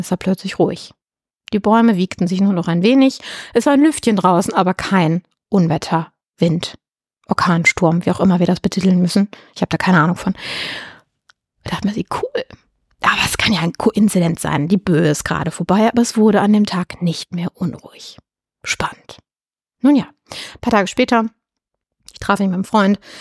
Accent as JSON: {"language": "German", "country": "Germany", "said": "bei uns in Deutschland"}